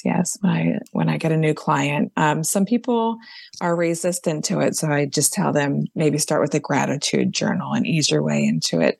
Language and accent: English; Philadelphia, Pennsylvania, United States; I'm from Philadelphia